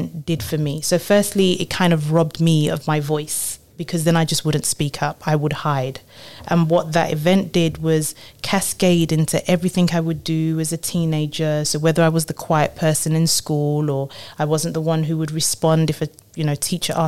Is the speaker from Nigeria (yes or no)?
yes; Nigeria; moved away; also born or lived in London; I was born in London, but really grew up in Nigeria